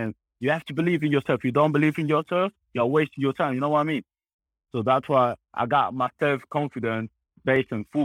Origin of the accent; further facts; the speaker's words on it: Spain; also born or lived in Congo / Munich; now in Austria; I grew up in Spain